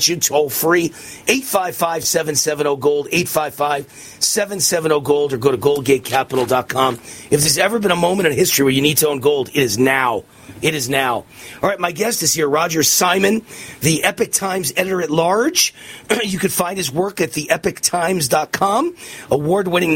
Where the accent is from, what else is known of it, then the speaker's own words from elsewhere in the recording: New York City, New York, United States; moved away as an adult; also born or lived in Los Angeles; now in Las Vegas, United States; I was born and raised in New York and grew up there and went to Columbia University for 4 years in the middle of New York City